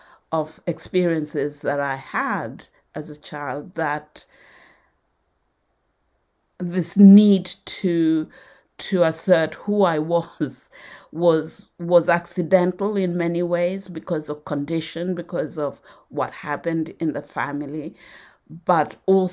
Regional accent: Nairobi, Kenya; born there; although I was born in Nairobi, we always went back to Western Kenya, where my antecedents came from. And there it was still very, very rural.

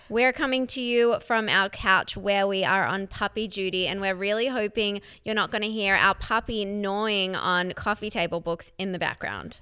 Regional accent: Melbourne, Victoria, Australia; I grew up in Melbourne, Australia.

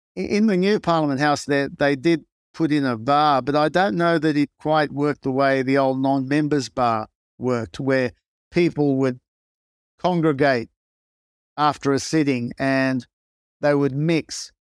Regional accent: Newcastle, New South Wales, Australia; first language Greek; English is a second language; I grew up in Newcastle, in, um, Australia, which in those days was a steel city and a big coal port.

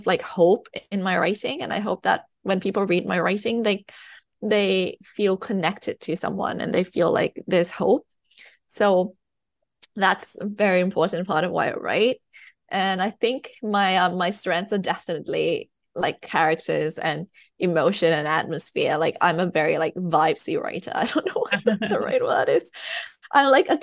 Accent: Thailand; English is a second language; moved away; also born or lived in United Kingdom; I've lived in the UK, but I was born in Thailand. I was raised in Thailand, so I'm writing in my second language.

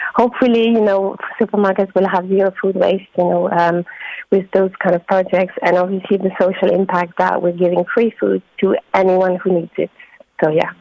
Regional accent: France; moved away as an adult; also born or lived in London, United Kingdom; now in Drogheda, Ireland; I'm from France. Um, I moved to Ireland in 2019 uh, with my partner, who's Irish. And after living 13 years in London

